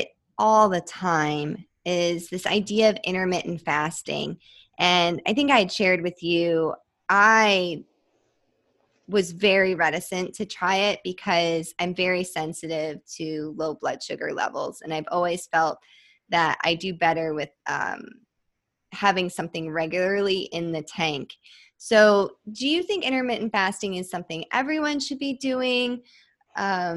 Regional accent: Midwest, United States; I grew up in the Midwest

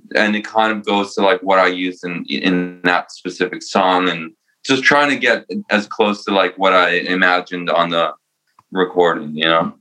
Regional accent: New Jersey, United States; also born or lived in Romania; now in New York, United States; I was born in Romania and I moved to Jersey

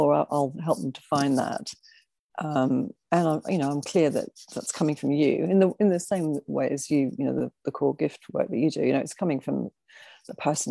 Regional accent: Adelaide, South Australia, Australia; moved away as an adult; also born or lived in Liverpool, United Kingdom; now in London, United Kingdom; I'm actually from Liverpool, but I spent 25 years in Australia, in South Australia. So, grew up in a dry, artsy town

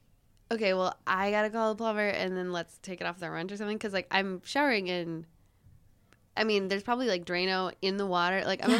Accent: northern Wisconsin, United States; I'm from northern Wisconsin

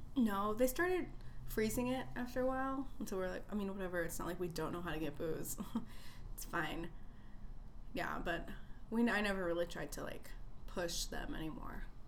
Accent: Chicago, Illinois, United States; born and raised in Chicago

